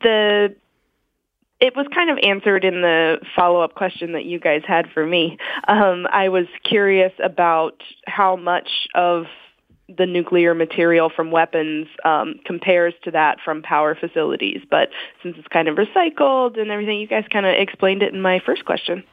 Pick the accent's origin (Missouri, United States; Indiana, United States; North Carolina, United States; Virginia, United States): Missouri, United States; I grew up in Missouri